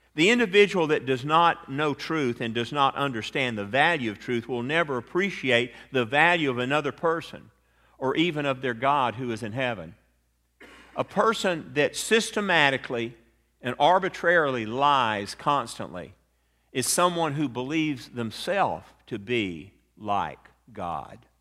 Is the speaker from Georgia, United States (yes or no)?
yes; Atlanta, Georgia, United States; a lawyer friend of mine that I grew up with in Atlanta